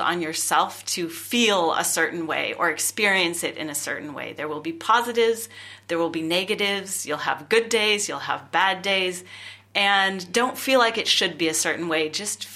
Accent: California, United States; moved away as an adult; I'm originally from California. I have lived in various other countries as well.

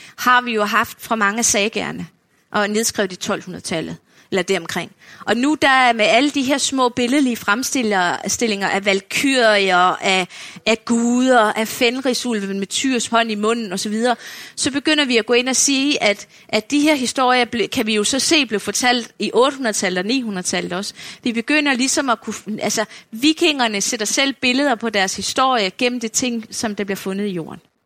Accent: Funen, Southern Denmark, Denmark; nu er jeg jo selv fynbo

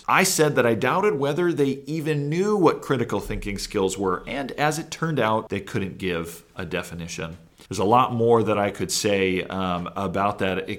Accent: Kentucky, United States; I recently participated in a televised debate on national science standards being implemented in my home state of Kentucky.

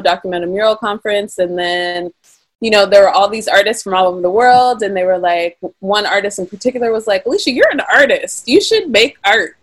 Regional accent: Pittsburgh, Pennsylvania, United States; also born or lived in California; I was born and raised in Pittsburgh

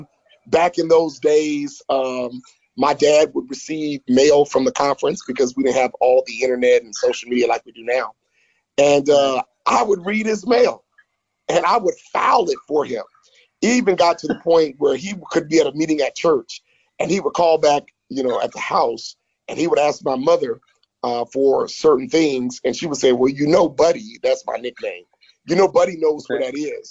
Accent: Florida, United States; also born or lived in Baton Rouge, Louisiana; Florida uh, is my home state

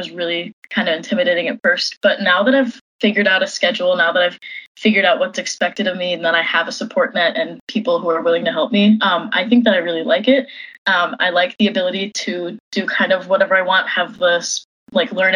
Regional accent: Washington, United States; moved away as an adult; also born or lived in Madison, Wisconsin; I grew up in Washington for the most part

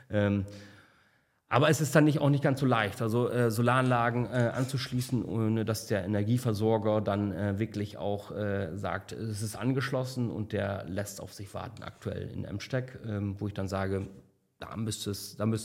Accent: South Tyrol, Italy; ich bin eigentlich äh, Südtiroler und, äh, und Nordsee, aber ich fahre nach Malle.

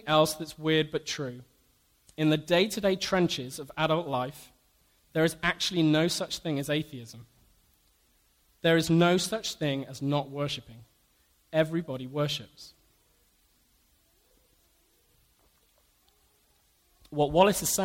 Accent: United Kingdom; Being British

